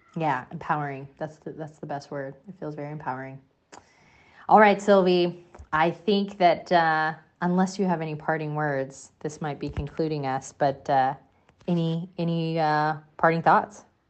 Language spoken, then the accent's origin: English; United States; as an American, I've certainly grown up in a, a, in a space in an area